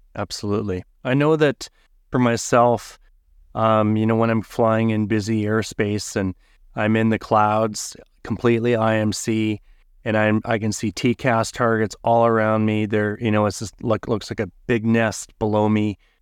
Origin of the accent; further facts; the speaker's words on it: Canada; I'm from Canada